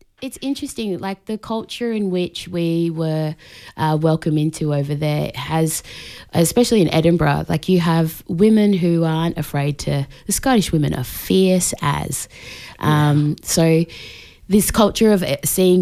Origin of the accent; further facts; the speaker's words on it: Australia; I'm Australian born, but my heritage is from Tonga.